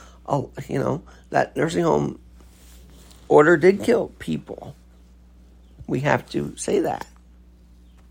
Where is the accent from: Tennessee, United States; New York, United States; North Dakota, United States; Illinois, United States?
New York, United States; New York City; as a New Yorker